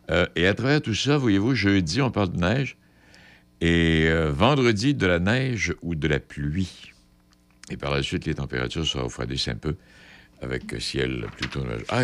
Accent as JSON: {"language": "French", "region": "Quebec", "country": "Canada", "said": "Moi, je suis un Canadien québécois, un Français. Canadien français"}